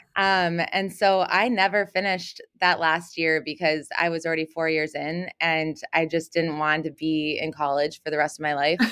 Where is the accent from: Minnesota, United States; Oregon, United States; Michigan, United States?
Minnesota, United States; Minneapolis; also born or lived in Houston, Texas / Harmony, Minnesota / University of Kansas; moved to Minnesota when I was in first grade and was raised here